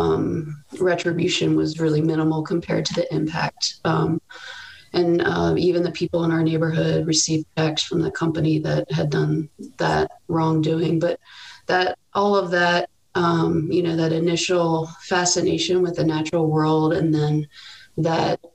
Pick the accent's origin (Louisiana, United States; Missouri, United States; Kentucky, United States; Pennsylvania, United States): Pennsylvania, United States; Paoli; I grew up outside of Philadelphia in a suburban town called Paoli.